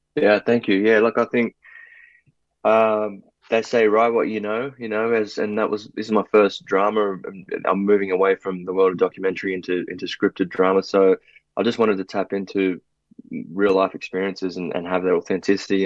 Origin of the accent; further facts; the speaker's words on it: Sydney, New South Wales, Australia; also born or lived in Brazil; growing up in South Sydney, particularly Maroubra, community was everything.